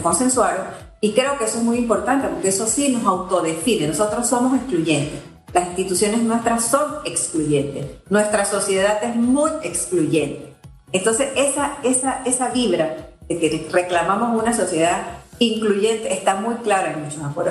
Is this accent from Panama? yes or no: yes; Panama; podemos como panameños